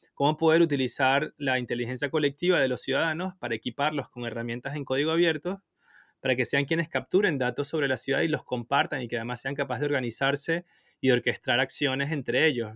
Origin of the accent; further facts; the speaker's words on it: Venezuela; moved away; also born or lived in Asia; no estoy en Europa, estoy en, en, Asia, pero soy de Venezuela